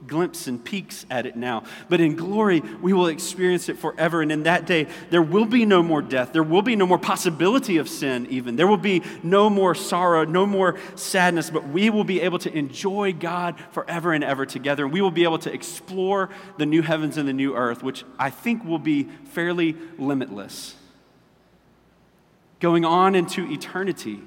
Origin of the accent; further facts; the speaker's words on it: Orangeburg, South Carolina, United States; We're from Orangeburg. We do fish fries